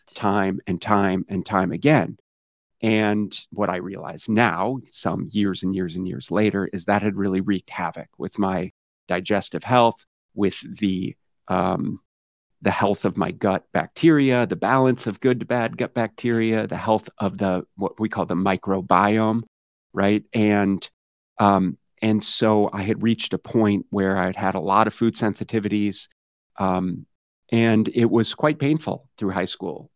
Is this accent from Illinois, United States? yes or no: no; Minneapolis, Minnesota, United States; now in Arizona, United States; I grew up in Minneapolis, Minnesota